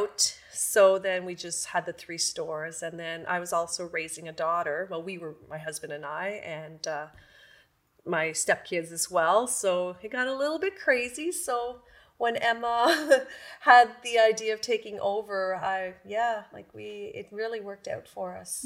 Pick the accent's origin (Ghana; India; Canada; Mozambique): Canada; Campbell's Bay, Quebec; also born or lived in Pembroke, Ontario; now in Renfrew, Canada; I'm originally from the Quebec side. I'm from Camel's Bay, but lived in Pembroke for, I guess, over forty years.